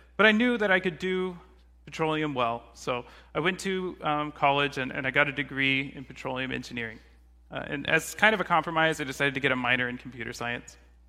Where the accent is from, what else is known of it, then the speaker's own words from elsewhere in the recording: Katy, Texas, United States; So growing up, I grew up in near Houston, Texas, in a smaller town called Katy.